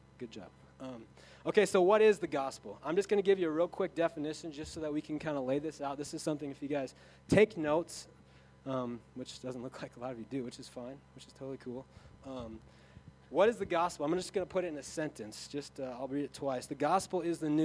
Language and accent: English; Sioux Falls, South Dakota, United States; I come from Sioux Falls where people, the Holy Spirit is either mystical or it's nothing.